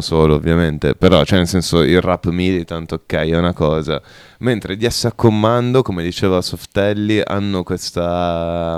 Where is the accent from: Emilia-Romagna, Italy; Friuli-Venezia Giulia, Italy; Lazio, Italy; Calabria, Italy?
Emilia-Romagna, Italy; Bologna; siamo di Bologna, mm, più o meno periferici